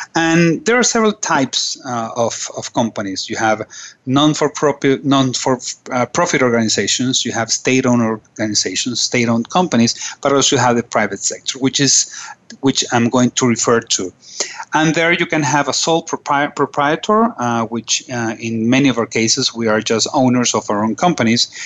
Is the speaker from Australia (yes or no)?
no; Caracas, Capital District, Venezuela; I am from Caracas and uh, nice, very nice country on top of South America.